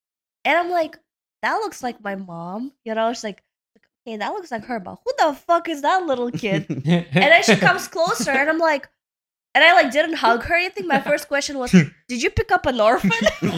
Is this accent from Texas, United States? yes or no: no; New York City, New York, United States; accent: Brooklyn; also born or lived in Uzbekistan; Like anyone wondering what my accent from is, Brooklyn.